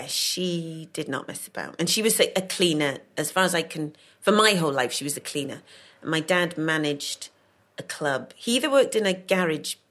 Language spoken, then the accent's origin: English; Cardiff, Wales, United Kingdom; also born or lived in London; I was born in London. Right. And then when I was a couple of months old, was taken to Cardiff